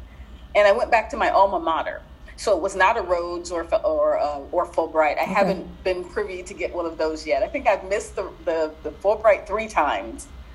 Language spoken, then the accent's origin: English; Ohio, United States; moved away as an adult; also born or lived in Buffalo, New York / Cincinnati; now in Cairo, Egypt; Ohio's my home state. It's where I was born and raised.